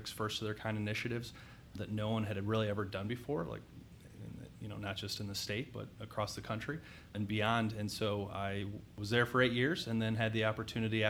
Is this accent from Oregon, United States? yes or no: no; Akron, Ohio, United States; also born or lived in Atlanta, Georgia; I was born in Atlanta, Georgia. And when I was young, my dad got transferred up to the Akron area.